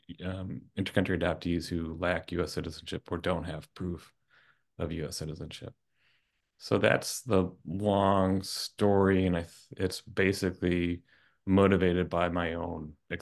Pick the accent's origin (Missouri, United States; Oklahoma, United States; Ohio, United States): Oklahoma, United States; I grew up in Tornado Alley in Oklahoma.